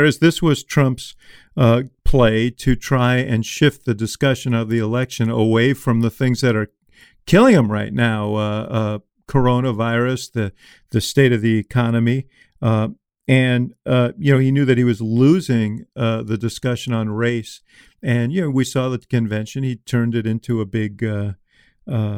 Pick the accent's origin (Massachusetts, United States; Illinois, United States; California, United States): Illinois, United States; Chicago; I come from Chicago